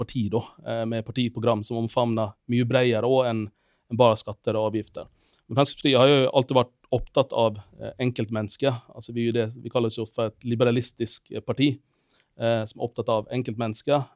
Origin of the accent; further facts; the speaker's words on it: Finland; moved away as an adult; now in Bergen, Norway; jeg er opprinnelig fra Finland